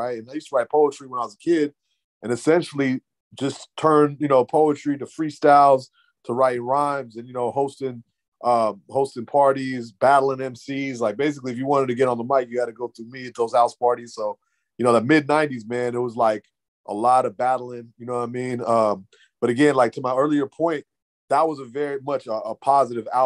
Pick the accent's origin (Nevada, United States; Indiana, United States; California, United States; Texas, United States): California, United States; Santa Ana; moved away as an adult; now in Oakland, United States; I grew up in SoCal. You know what I mean? LA, right south of LA, Santa Ana